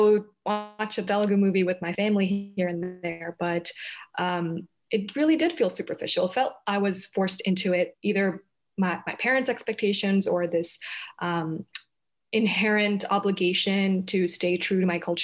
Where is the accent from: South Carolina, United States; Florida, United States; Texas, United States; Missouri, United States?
South Carolina, United States; Columbia; also born or lived in Hyderabad, India; I was raised in Columbia, South Carolina